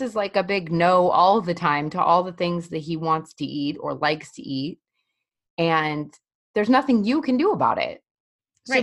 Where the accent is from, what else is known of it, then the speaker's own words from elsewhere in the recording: Colorado, United States; I'm from Colorado